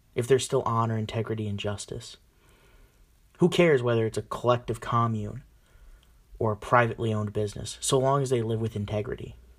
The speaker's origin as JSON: {"language": "English", "country": "United States", "said": "I'm a nationalist. I believe in the collective of America"}